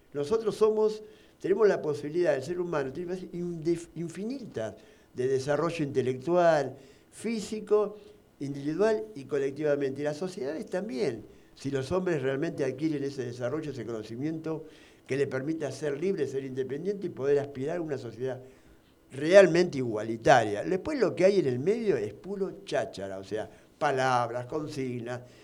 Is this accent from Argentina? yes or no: yes; Argentina; siendo argentino